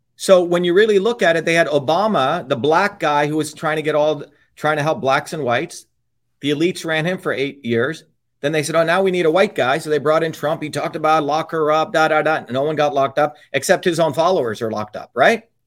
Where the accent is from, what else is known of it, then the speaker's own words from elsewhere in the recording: Paterson, New Jersey, United States; also born or lived in Clifton, New Jersey; I grew up in Patterson and Clifton.